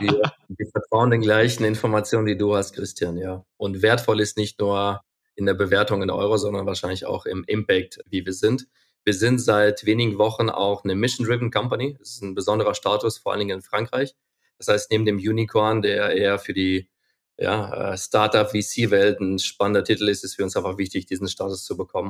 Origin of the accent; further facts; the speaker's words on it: Ukraine; now in Germany; Ich bin geboren und aufgewachsen in der Ukraine